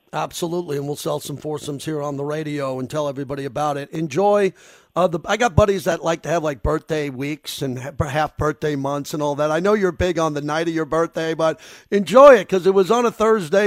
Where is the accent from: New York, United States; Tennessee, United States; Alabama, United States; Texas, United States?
New York, United States; Long Island; moved away; Long Island, where I'm born and raised